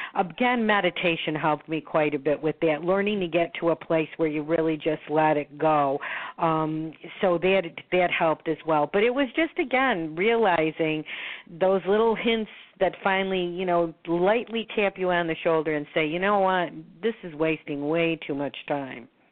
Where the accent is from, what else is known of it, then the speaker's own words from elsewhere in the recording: Buffalo, New York, United States; moved away as an adult; now in Florida, United States; I was born in Buffalo, New York. I oh. now am a resident of Florida, so I split my time between Florida and um, and Buffalo